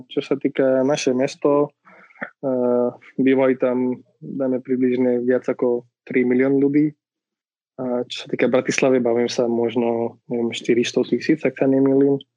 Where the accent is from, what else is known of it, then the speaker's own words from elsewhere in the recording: Pune, Maharashtra, India; Slovak is a second language; now in Slovakia; Ja som z Indie, konkrétne z západnej strany Indie.